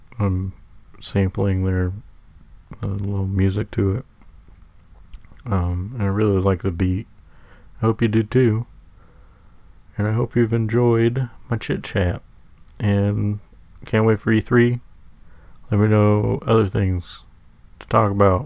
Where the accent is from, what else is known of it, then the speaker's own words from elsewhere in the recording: Sacramento, California, United States; I'm from Sacramento, born and raised